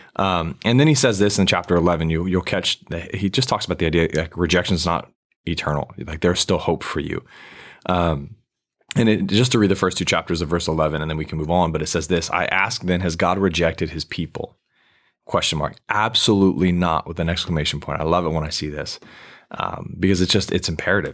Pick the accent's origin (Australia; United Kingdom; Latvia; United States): United States; as an American